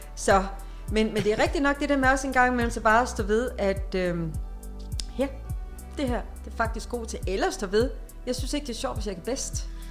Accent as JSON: {"language": "Danish", "country": "Denmark", "said": "jeg er en god dansker"}